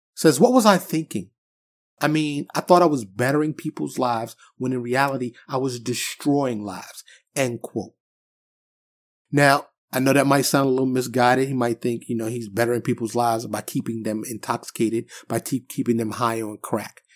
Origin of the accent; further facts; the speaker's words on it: New York City, New York, United States; now in Dallas area, United States; I'm from New York City, born and raised, but I've been in Texas for quite some time